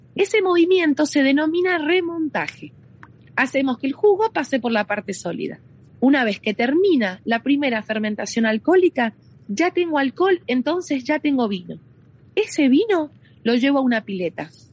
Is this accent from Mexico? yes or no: no; Mendoza, Argentina; soy de Mendoza Capital, del Gran Mendoza